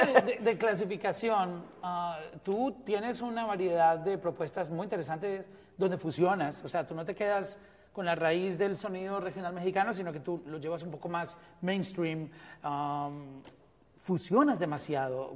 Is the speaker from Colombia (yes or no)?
yes; Colombia